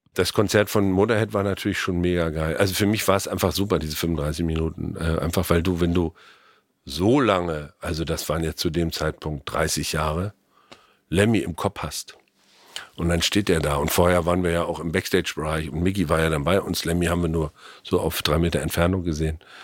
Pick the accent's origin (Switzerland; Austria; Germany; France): Germany; als Deutscher